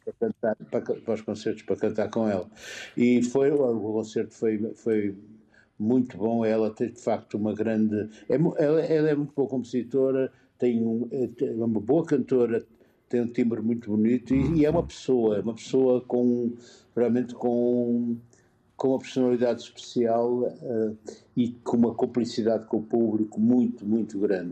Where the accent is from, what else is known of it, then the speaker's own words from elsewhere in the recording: Porto, Norte, Portugal; now in Lisbon, Portugal; Eu sou da freguesia Santo Ildefonso.